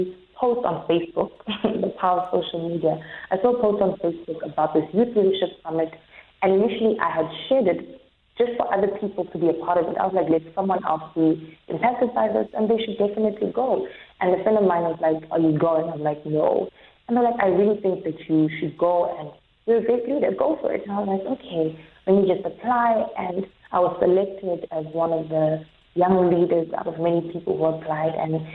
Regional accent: Johannesburg, Gauteng, South Africa; now in Cape Town, South Africa; from Johannesburg.

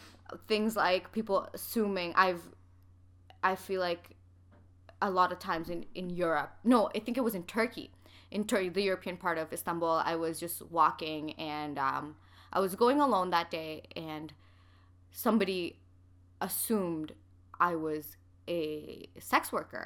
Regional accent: Canada; people will just be like, where are you from? I'll be like, oh, Canada. And then I'm like, where? I'm like, okay, Pakistan.

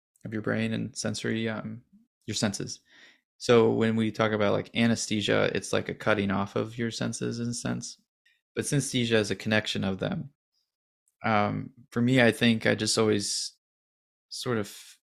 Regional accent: St. Louis, Missouri, United States; I grew up in St. Louis

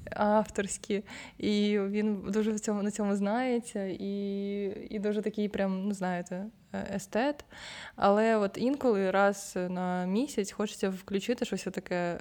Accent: Ukraine

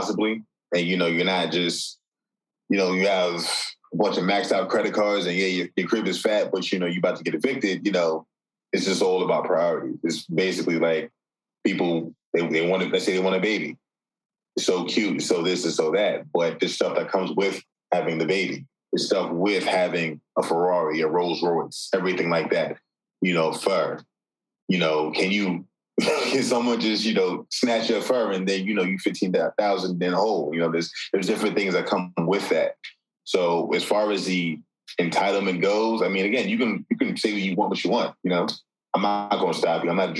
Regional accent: New York, United States; we're all from New York

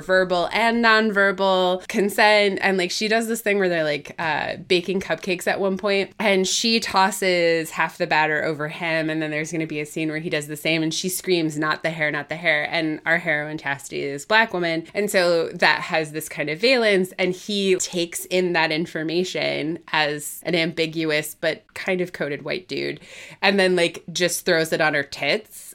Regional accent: Midwest, United States; as a Midwesterner

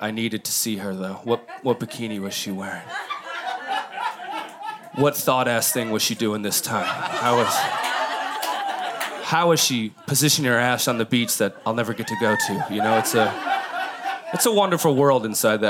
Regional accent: Midwest, United States; moved away; I'm from the Midwest

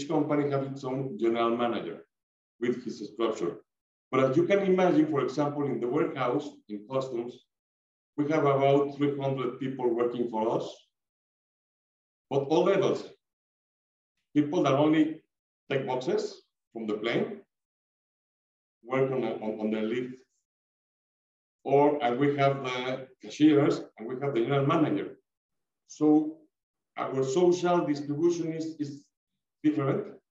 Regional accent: Mexico; we are Mexican people, Latin American people

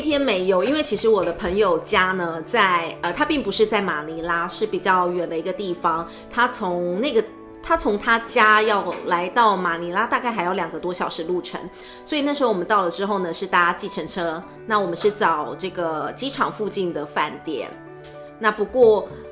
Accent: Taiwan; 像是我们台湾人去那边

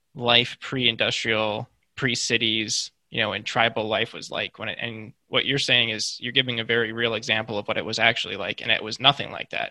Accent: Midwest, United States; I'm from the Midwest, and I grew up. I, I lived for several years, like surrounded by cornfields.

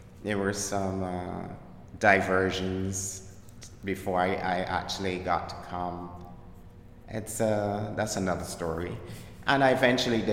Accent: Barbados; accent: Caribbean; moved away as an adult; now in Brooklyn, United States; I was born in Barbados in the Caribbean and emigrated to Brooklyn.

